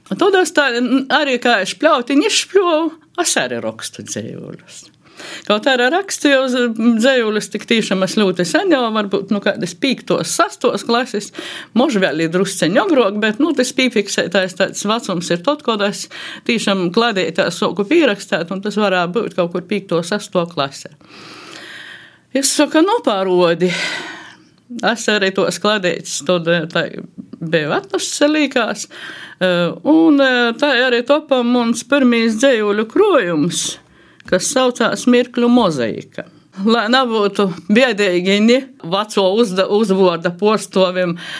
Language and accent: Latvian; Latgale, Latvia; first language Latgalian; latgalā mēs esam tomēr dikti sajaukti cilvēki